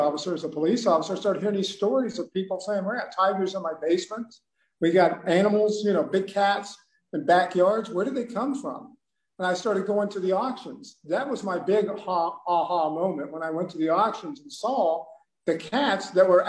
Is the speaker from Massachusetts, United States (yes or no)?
no; Ohio, United States; I'm from Ohio.